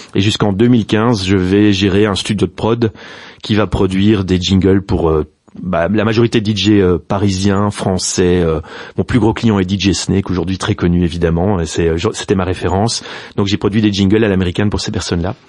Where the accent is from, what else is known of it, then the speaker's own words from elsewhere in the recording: Brussels, Brussels-Capital Region, Belgium; first language Dutch and French; Je suis bruxellois, néerlandophone. En fait, j'ai fait toutes mes études en néerlandais jusqu'à mes 18 ans